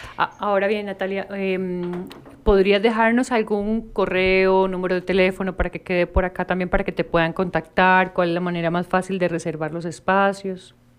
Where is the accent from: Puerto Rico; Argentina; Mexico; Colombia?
Colombia; siendo eh, colombianas